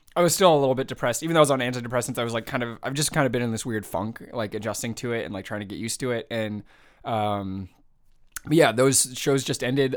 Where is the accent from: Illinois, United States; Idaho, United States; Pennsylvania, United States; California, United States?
California, United States; San Jose; born or raised there; moved away